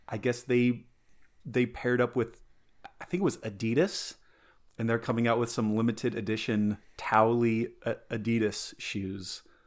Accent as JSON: {"language": "English", "region": "Colorado", "country": "United States", "tie": "born or raised there", "said": "growing up in Colorado, eh, it's, it's adjacent to Utah"}